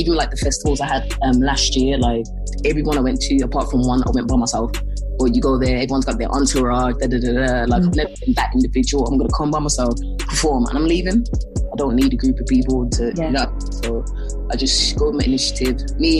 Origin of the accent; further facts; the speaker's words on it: England, United Kingdom; Because we're English as well, it worked to our benefit